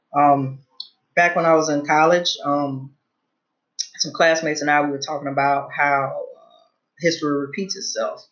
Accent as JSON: {"language": "English", "region": "Louisiana", "country": "United States", "said": "I'm originally from Louisiana"}